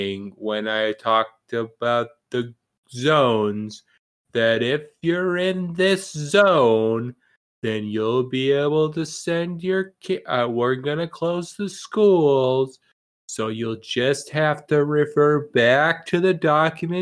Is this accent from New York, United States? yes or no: yes; New York City, New York, United States; We're from New York